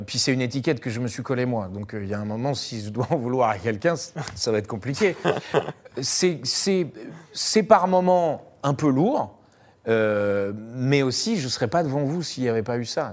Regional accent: Paris, Île-de-France, France; je suis parisien

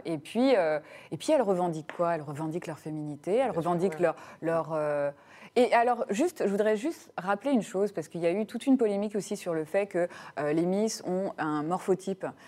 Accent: Burgundy, Bourgogne-Franche-Comté, France; Moi, je suis de Bourgogne

